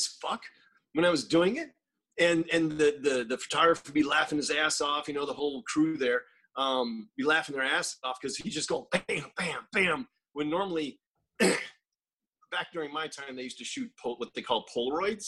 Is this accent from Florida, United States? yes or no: yes; Northwest Florida, United States; moved away; I'm from Northwest Florida